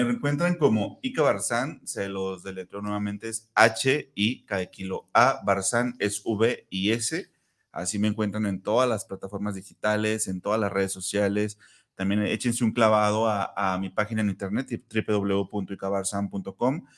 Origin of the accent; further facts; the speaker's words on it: Zapopan, Jalisco, Mexico; mi tierra natal, en Copalita, Zapopan